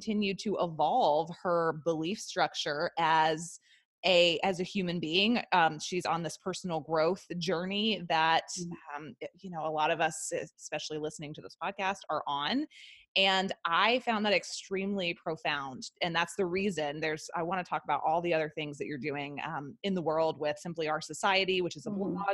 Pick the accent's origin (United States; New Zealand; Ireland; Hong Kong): United States; the Bible Belt, the South; I was raised homeschooled in the South, in the Bible Belt